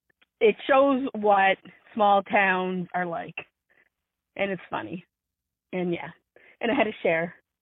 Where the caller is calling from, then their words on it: East Coast, Canada; I'm from the East Coast.